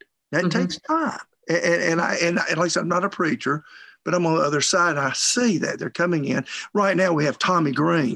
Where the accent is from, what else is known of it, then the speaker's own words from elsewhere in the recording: Bremen, Georgia, United States; born and raised in Bremen, small town, West Georgia